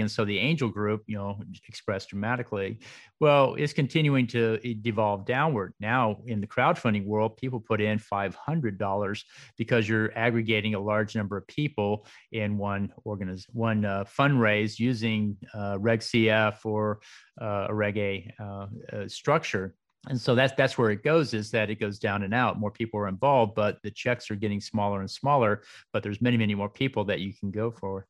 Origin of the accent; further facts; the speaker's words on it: Dallas, Texas, United States; also born or lived in Waco; now in Austin, United States; I was raised in Dallas